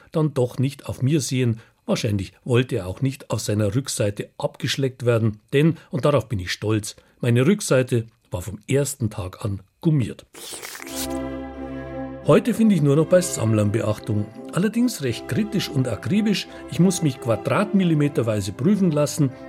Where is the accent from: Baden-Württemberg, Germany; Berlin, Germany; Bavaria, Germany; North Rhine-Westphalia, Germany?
Bavaria, Germany; Denn mein Heimatland, das Königreich Bayern, ist 1849 Vorreiter, erstes Land im Deutschen Bund